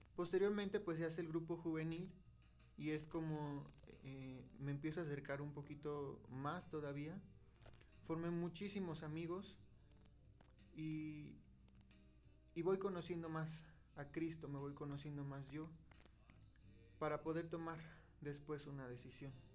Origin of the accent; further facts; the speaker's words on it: Atotonilco el Grande, Hidalgo, Mexico; Soy originario de aquí de Atotonilco, el Gran Hidalgo